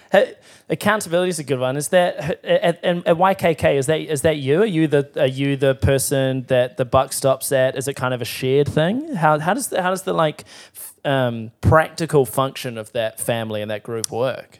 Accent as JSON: {"language": "English", "town": "Timaru", "region": "Canterbury", "country": "New Zealand", "said": "I'm from Timaru"}